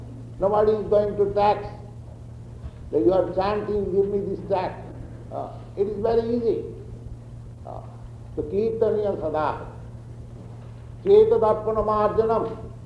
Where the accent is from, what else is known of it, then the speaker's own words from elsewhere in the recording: India; moved away; I am Indian